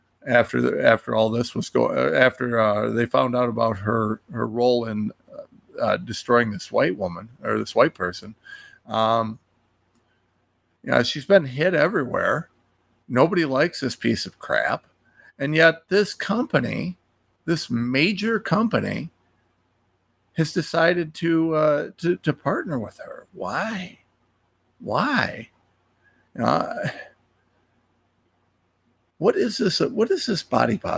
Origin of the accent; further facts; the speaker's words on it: Ohio, United States; I'm a nobody from Ohio